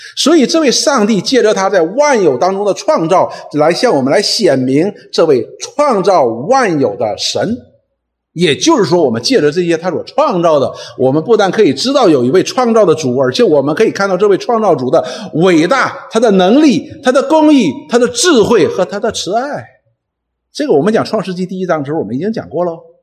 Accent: Northeast China, China; accent: Northeastern (Dongbei) dialect; 用我们东北话讲

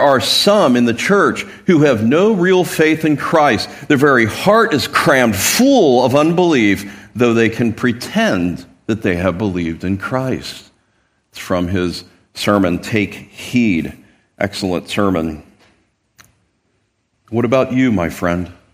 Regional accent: Midwest, United States; now in San Diego, United States; I grew up in the Midwest

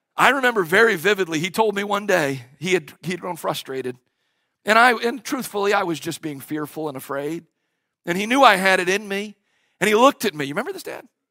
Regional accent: Cleveland, Ohio, United States; moved away as an adult; also born or lived in Knoxville, Tennessee; I left Cleveland, Ohio, a place that I was born and a place that I was raised

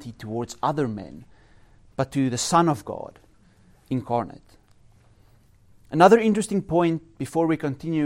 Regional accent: South Africa; now in Norway; As a South African

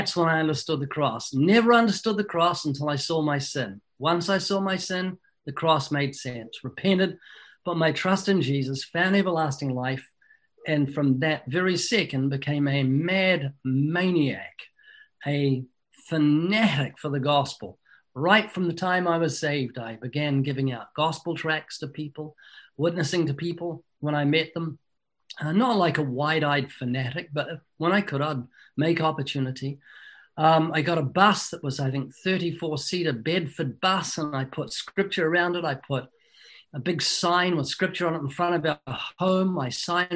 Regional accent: New Zealand; moved away as an adult; now in United States; I was born twice in New Zealand

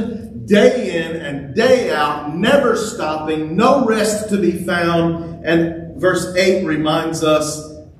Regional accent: Louisiana, United States; now in Texas, United States; I grew up in Louisiana where we had big rivers. Here, when we moved to Texas

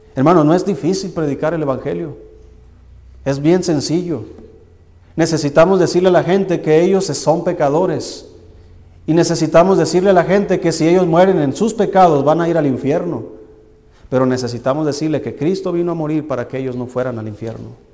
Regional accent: Tequila, Jalisco, Mexico; moved away; el Señor me sacó de allá de, un pueblo que se llama Tequila, Jalisco

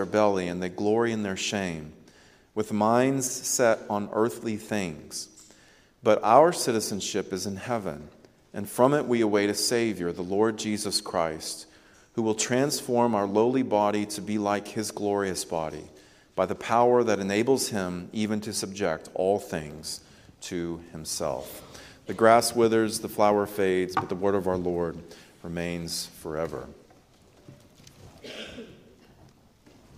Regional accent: United States; We are American citizens

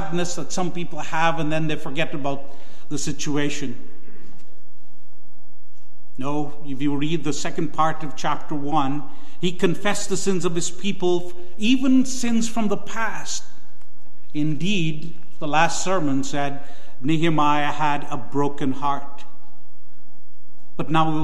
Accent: Guyana; moved away; my home country, Guyana

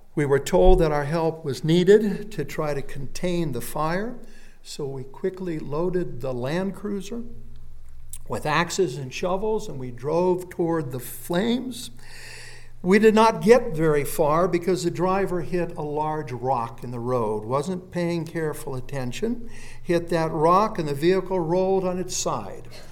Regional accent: Phoenix, Arizona, United States; I was born and raised in Phoenix, Arizona, right in the center of the town, and I went to Phoenix West High School.

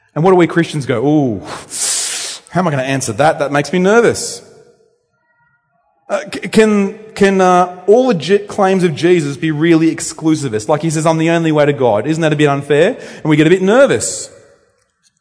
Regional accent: Temora, New South Wales, Australia; also born or lived in Luanshya, Zambia; now in Bendigo, Australia; I grew up at Temora. Well, where's that? It's north of Wagga Wagga.

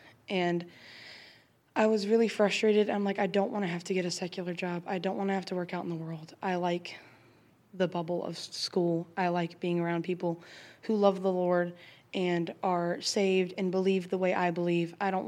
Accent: Charlottesville, Virginia, United States; I'm from Charlottesville, Virginia

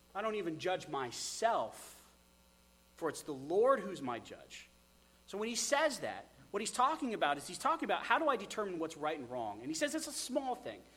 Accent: United States; we're American

